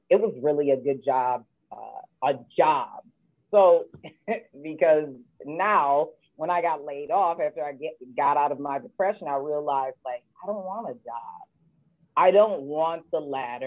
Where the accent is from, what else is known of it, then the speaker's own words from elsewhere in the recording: Michigan, United States; I'm from Michigan and mother to three